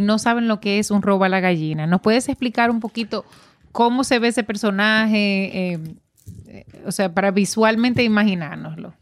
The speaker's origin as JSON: {"language": "Spanish", "country": "Dominican Republic", "moved": "yes", "lives_now": "New England, United States", "said": "como dominicana que vive en, en, Estados Unidos, específicamente en esta región, en Nueva Inglaterra"}